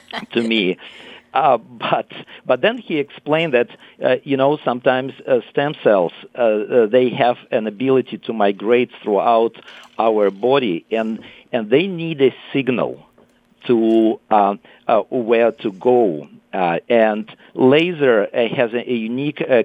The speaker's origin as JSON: {"language": "English", "region": "Moscow", "country": "Russia", "tie": "born or raised there", "also_born_or_lived": "Italy", "moved": "as an adult", "lives_now": "California, United States", "said": "I was born and raised in Moscow"}